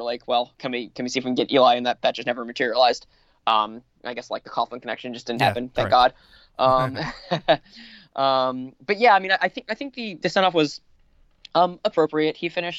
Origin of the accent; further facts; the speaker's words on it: Bergen County, New Jersey, United States; I grew up in Bergen County